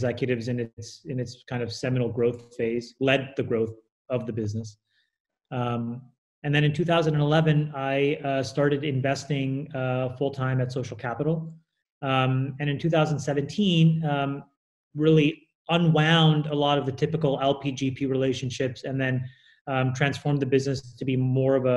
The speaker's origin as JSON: {"language": "English", "country": "Canada", "tie": "born or raised there", "also_born_or_lived": "Colombo, Sri Lanka", "said": "I was born in 76 in Colombo, Sri Lanka. My parents emigrated to Canada when I was 6"}